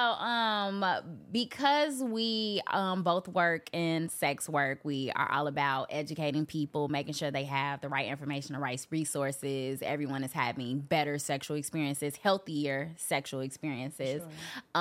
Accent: Chicago, Illinois, United States; I'm from Chicago

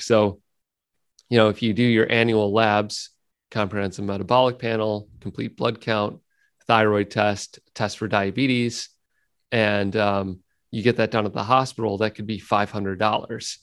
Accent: United States; living in the United States and being an American

